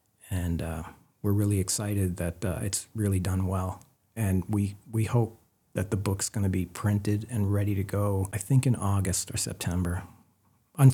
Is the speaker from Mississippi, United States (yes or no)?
no; Maine, United States; Andrew found out that I was from Maine, and he was living in South Portland at the time.